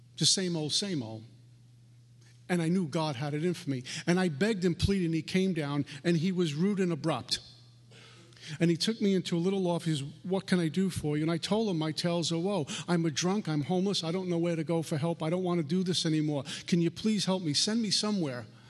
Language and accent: English; New York City, New York, United States; I'm a punk from Brooklyn